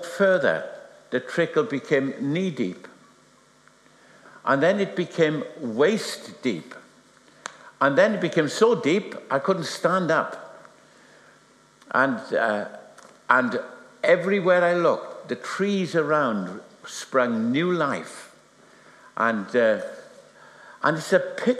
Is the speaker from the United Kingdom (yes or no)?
yes; Wales, United Kingdom; I'm Welsh.